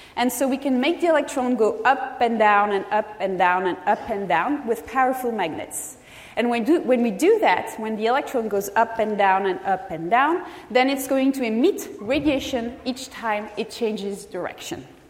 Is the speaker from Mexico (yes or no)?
no; France; moved away as an adult; now in California, United States; I am originally from France